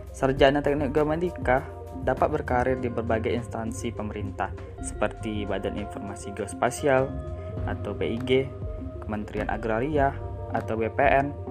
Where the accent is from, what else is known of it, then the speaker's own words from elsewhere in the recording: Pekanbaru, Riau, Indonesia; Halo teman-teman, perkenalkan dulu … saya dari Pekanbaru.